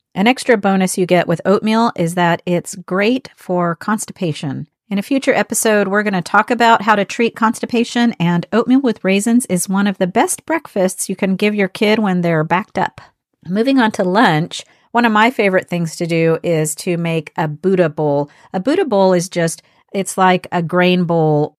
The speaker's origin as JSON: {"language": "English", "country": "United States", "said": "I'm from the United States."}